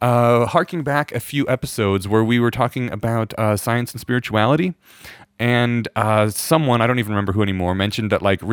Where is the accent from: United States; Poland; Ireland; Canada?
Poland; born there; And in my defense, I'm Eastern European. I was born in Poland and my parents taught me how to read Polish and they still look Russian.